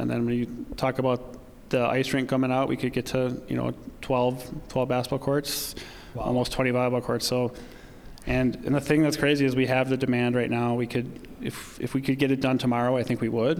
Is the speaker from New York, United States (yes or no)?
no; Pulaski, Wisconsin, United States; also born or lived in Waukesha, Wisconsin; now in Appleton, United States; I'm from Pulaski. I'm a 2003 graduate, Pulaski High School